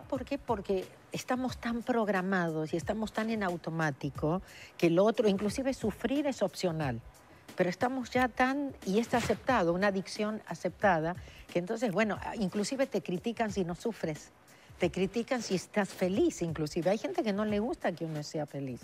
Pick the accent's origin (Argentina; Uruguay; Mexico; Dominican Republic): Argentina; moved away as an adult; now in Los Angeles, United States; nací en la Argentina hace 39 años que vivo en Los Ángeles